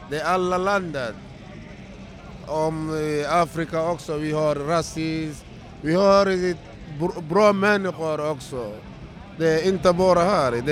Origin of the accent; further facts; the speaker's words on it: Mali; now in Sweden; Eh, jag kom från Mali.